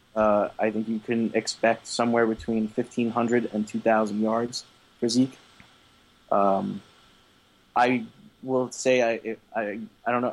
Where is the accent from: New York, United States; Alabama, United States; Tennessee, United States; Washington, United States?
New York, United States; being a New Yorker